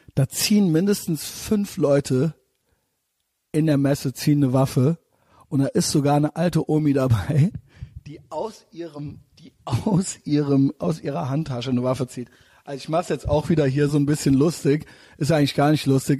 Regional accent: Germany; als Deutscher

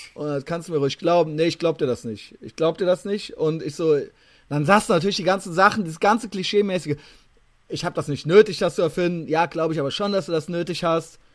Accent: Koblenz, Rhineland-Palatinate, Germany; moved away; aus meiner alten Heimat

